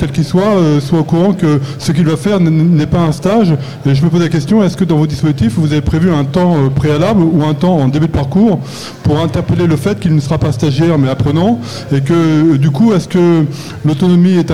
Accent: Belgium; je suis belge, donc je, je suis extraterritorial.

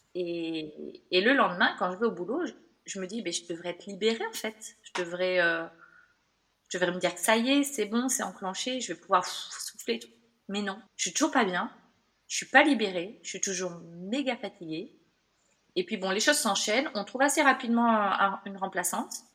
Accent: Bordeaux, Nouvelle-Aquitaine, France; also born or lived in Toulouse / Australia; moi je suis bordelaise

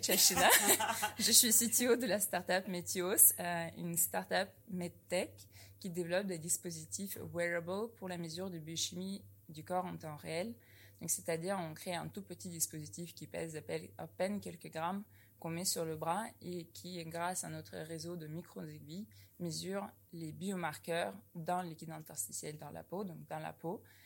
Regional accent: Novosibirsk, Novosibirsk Oblast, Russia; moved away as an adult; now in France; Je suis venue de Novosibirsk en Russie, puis j'ai intégré l'école polytechnique en 2009

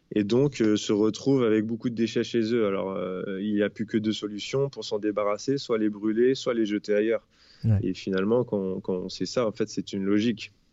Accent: France; chez nous, en France

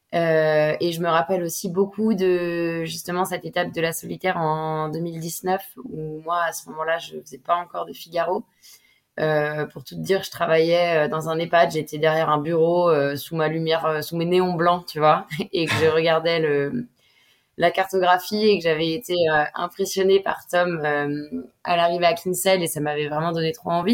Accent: Bay of Morlaix, Brittany, France; je suis originaire de la baie de Morlaix. c'est là où j'ai commencé à naviguer en optimisme

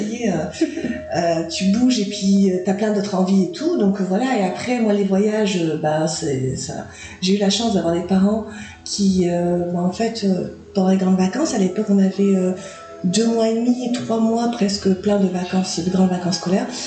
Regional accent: Nouméa, South Province, New Caledonia; moved away as an adult; also born or lived in Australia; now in Nicaragua; j'ai vécu que à Nouméa en fait, euh, ben, chez mes parents. Dans mon enfance, mon enfance à Calédonie

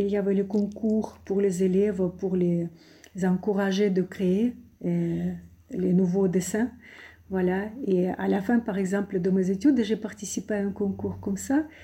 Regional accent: Saint Petersburg, Russia; born there; Je suis née à Saint-Pétersbourg. Euh, il est considéré comme la capitale culturelle, culturelle de la Russie.

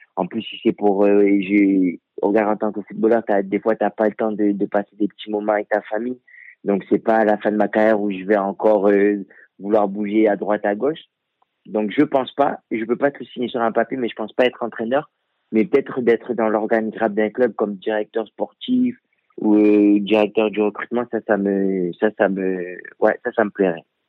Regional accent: France; moved away; also born or lived in Africa (origin); je suis français

